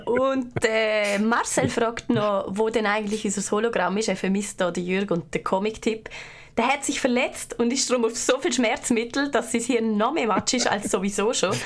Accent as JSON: {"language": "German", "country": "Liechtenstein", "said": "Als Liechtensteinerin"}